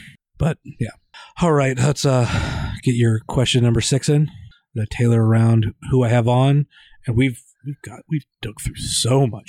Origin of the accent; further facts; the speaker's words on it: Rootstown, Ohio, United States; I grew up in Ritztown.